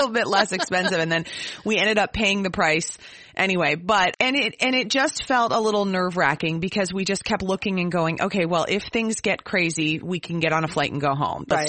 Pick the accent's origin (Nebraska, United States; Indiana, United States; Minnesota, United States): Minnesota, United States; as a Minnesotan